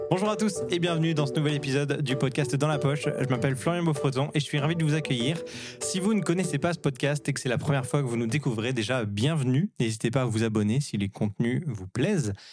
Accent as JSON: {"language": "French", "country": "France", "moved": "yes", "lives_now": "Montreal, Canada", "said": "on est des Français qui vivons euh, à, Montréal"}